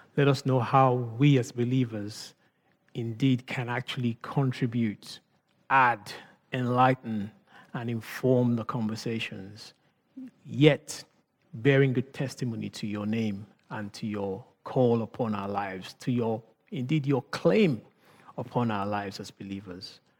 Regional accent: Nigeria; accent: Nigerian; thinking about my accent as I speak right now. You know, when I speak with certain people, I mean, the Nigerian in me comes out. I am Nigerian

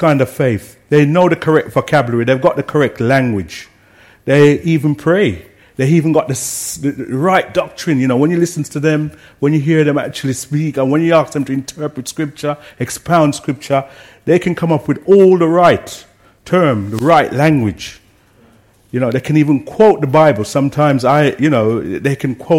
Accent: Jamaica; I grew up in Jamaica where everyone seems to have faith

